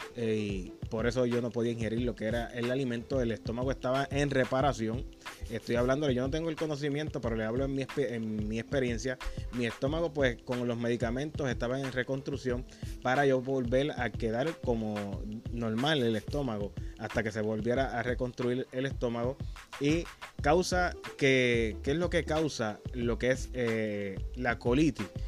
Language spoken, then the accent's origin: Spanish; Humacao, Puerto Rico; de mi pueblo de Humacao